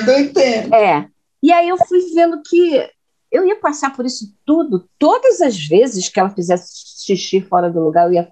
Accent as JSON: {"language": "Portuguese", "region": "Minas Gerais", "country": "Brazil", "said": "eu sou de Minas"}